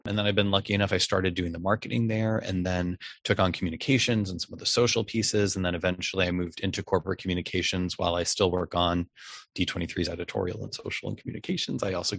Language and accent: English; Massachusetts, United States; born there; I was born in outside of Boston, Massachusetts.